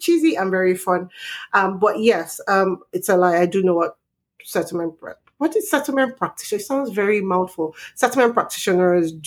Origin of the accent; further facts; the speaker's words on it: Nigeria; moved away as an adult; now in Canada; I'm Nigerian